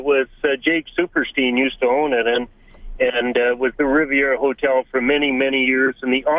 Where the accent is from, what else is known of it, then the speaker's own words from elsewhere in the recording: Edmonton, Alberta, Canada; Growing up in Edmonton, Alberta in the 70s